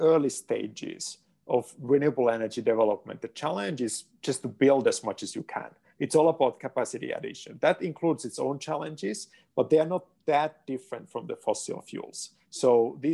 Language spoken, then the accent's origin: English; Finland; moved away; my home country, Finland